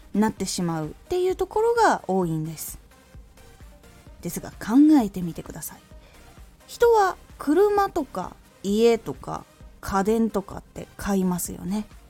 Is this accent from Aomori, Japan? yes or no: yes; Aomori, Japan; 私の地元青森でも基本的にはバスが1日に数本とかしかない